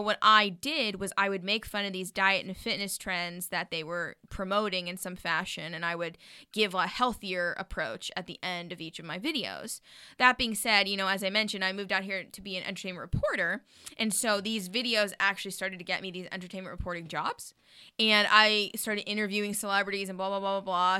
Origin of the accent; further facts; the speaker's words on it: Jackson, Wyoming, United States; now in Los Angeles, United States; we're from Jackson, Hole, Wyoming